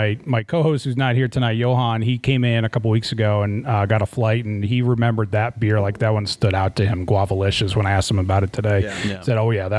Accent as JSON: {"language": "English", "town": "Hillsboro", "region": "Oregon", "country": "United States", "said": "I'm from Hillsboro"}